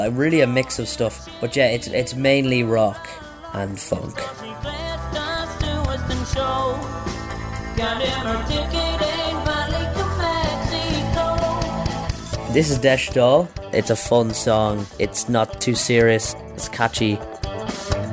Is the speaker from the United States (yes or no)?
no; Leitrim, Ireland; I'm 16 and I'm from Leitrim